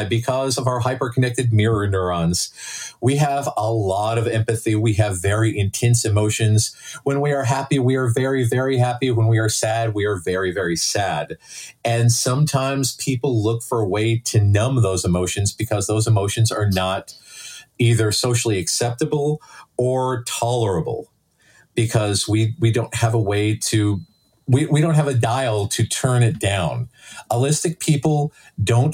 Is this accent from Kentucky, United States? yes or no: yes; Lexington, Kentucky, United States; I grew up in Lexington